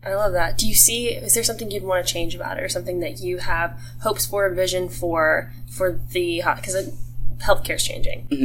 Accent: Charleston, United States; I'm from Charleston

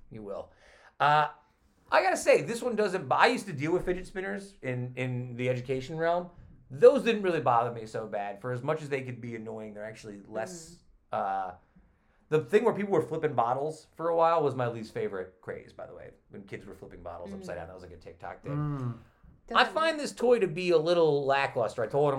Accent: Utica, New York, United States; also born or lived in Clinton, New York; I grew up in Utica, New York in the 1960s, where the old IHL team was around. I used to go to hockey games in the auditorium.

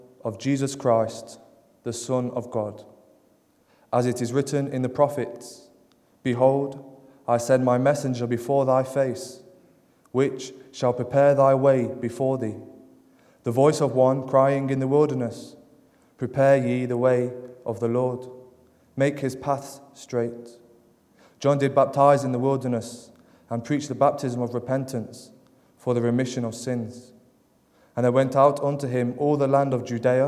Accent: Derby, East Midlands, United Kingdom; I come from Derby, down in England

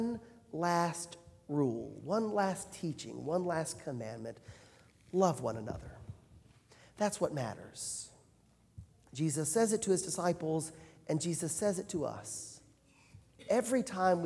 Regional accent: Alabama, United States; moved away; I'm from Alabama

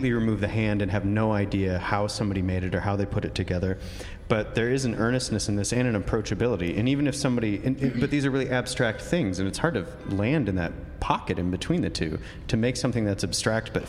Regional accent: Oklahoma, United States

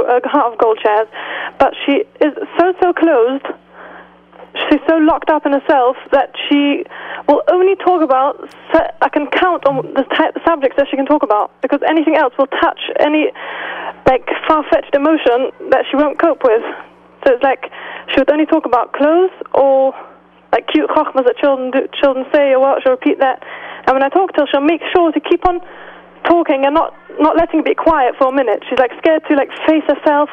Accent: London, United Kingdom; accent: British; we're from London

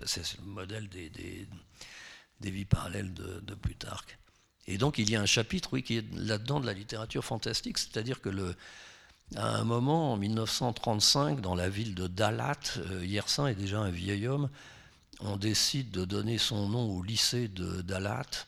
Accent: France; je suis français

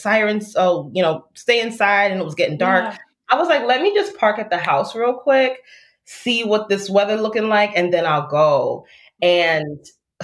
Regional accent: Florida, United States; now in Chicago, United States; I grew up in Florida

